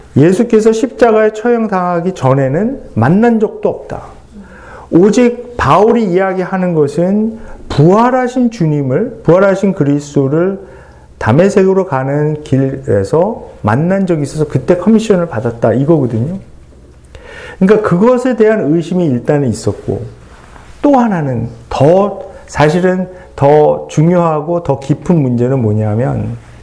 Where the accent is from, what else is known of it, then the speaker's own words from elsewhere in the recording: South Korea; 그 한국 사람이기 때문에